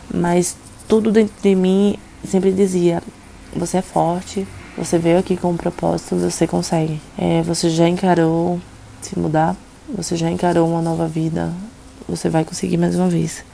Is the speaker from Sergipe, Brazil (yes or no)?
yes; Aracaju, Sergipe, Brazil; moved away as an adult; now in São Paulo, Brazil; Eu sou natural de Aracaju, Sergipe. Uh, nasci e cresci na minha cidade